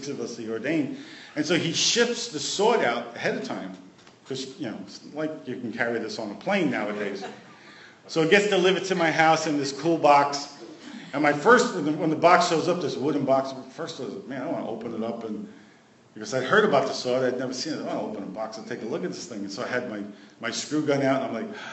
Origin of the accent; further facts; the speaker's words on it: New York City, New York, United States; moved away; also born or lived in West Virginia / Kennewick, Washington / Long Island; I'm from New York